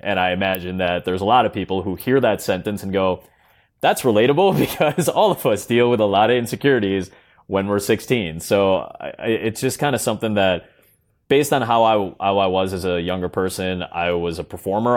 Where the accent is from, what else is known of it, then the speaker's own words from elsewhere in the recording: Chicago, Illinois, United States; I'm from Chicago. I live in Chicago. I've been here pretty much my entire life